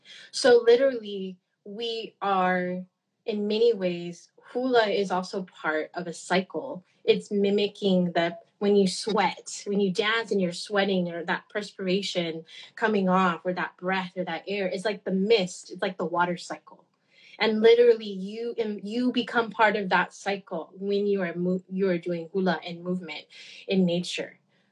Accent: Hawaii, United States; being Kanaka Mo'ole and being Native Hawaiian

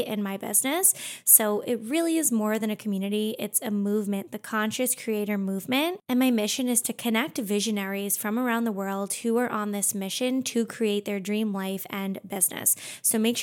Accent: Long Island, New York, United States; I grew up on Long Island

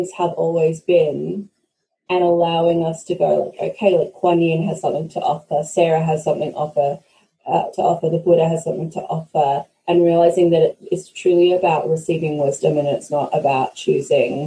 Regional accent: Australia; I'm Australian by birth, but I'm Scottish by origin, the bloodline way back

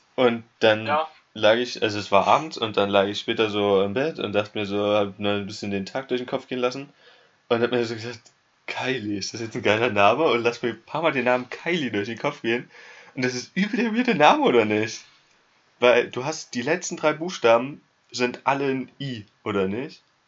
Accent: Germany; moved away; ich bin Deutscher

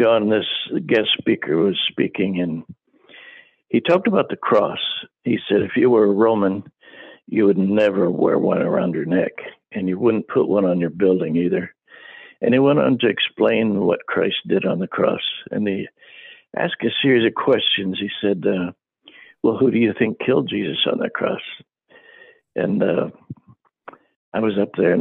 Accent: Akron, Ohio, United States; first language English; moved away as an adult; also born or lived in Papua New Guinea; I was from a poor family in, I was born in Akron, Ohio

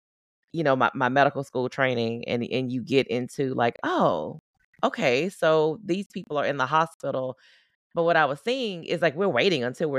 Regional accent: Southern United States, United States; I grew up in the Deep South. I grew up in the South. It just wasn't a thing.

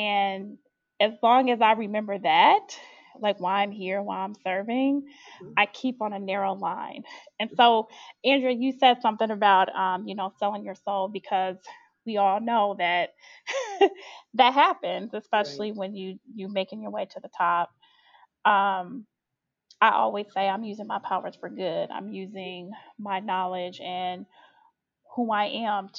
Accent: Chicago, Illinois, United States; I grew up in Chicago, was born and raised

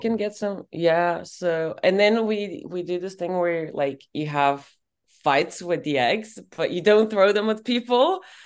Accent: Bulgaria; moved away as an adult; also born or lived in Colorado, United States; now in London, United Kingdom; growing up in Bulgaria

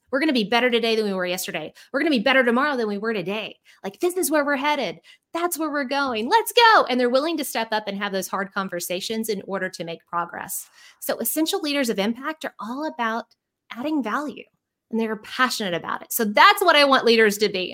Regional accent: Central Arkansas, United States; moved away as an adult; also born or lived in Houston, Texas; now in Arkansas, United States; I'm from Central Arkansas, but I have to give a shout out to Houston because for the last fifteen years, that's where I lived

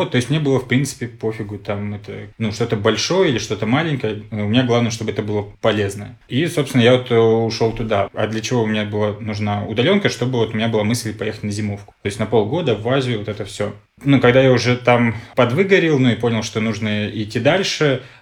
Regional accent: Khanty-Mansi Autonomous Okrug, Russia; also born or lived in Tashkent / Israel / Belgorod; now in Moscow, Russia; я родился в Ташкенте, вырос в Ханты-Мансийском автономном округе, жил в Израиле, потом в Белгороде, а в итоге сейчас вот 8 лет в Москве.

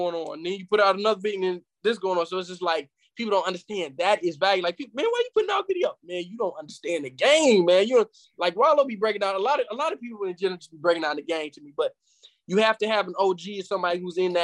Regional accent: Flint, Michigan, United States; my hometown, Flint, Michigan

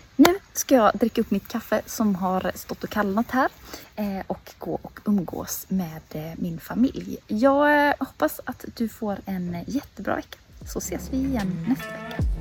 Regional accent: Småland, Sweden; moved away; sitter här hemma i Småland nu utanför eh, mina föräldrars

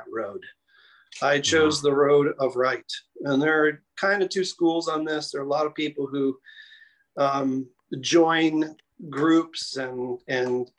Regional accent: Chicago, Illinois, United States; also born or lived in Denver; now in New York City, United States; I was born and raised in Chicago, Illinois.

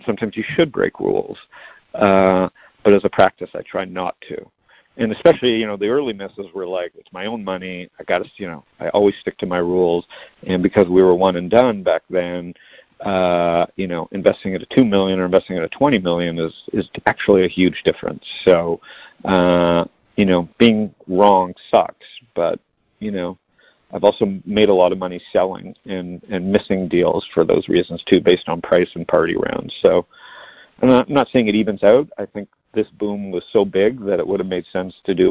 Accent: Canada; I'm Canadian.

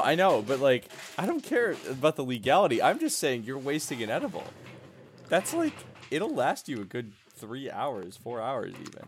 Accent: Milwaukee, Wisconsin, United States; I worked at Miller Park when I was a kid. I'm from Milwaukee, the Milwaukee area.

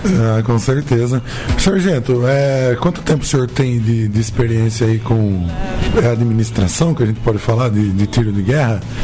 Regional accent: Capivari, São Paulo, Brazil; eu sou de Capivari

